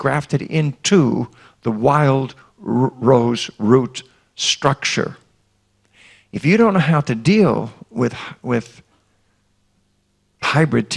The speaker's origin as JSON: {"language": "English", "region": "Iowa", "country": "United States", "tie": "born or raised there", "said": "I grew up in Iowa"}